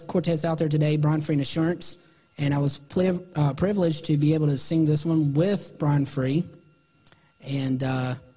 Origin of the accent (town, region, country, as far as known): Salisbury, North Carolina, United States; born or raised there